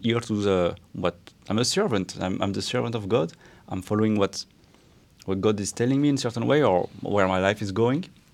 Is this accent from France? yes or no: yes; France; I was raised in France, mostly